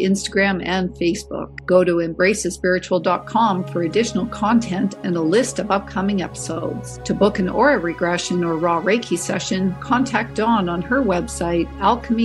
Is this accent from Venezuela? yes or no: no; Canada; speaking as a Canadian, being nice and feeling obligated to do things is kind of ingrained and programmed in us